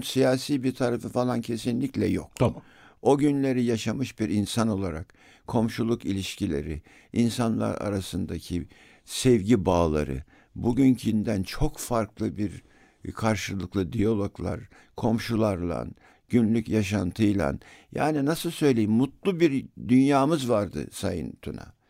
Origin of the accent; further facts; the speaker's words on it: Talimhane, Istanbul, Turkey; bizim Abdülhak Kami Caddesi oraya çıkar.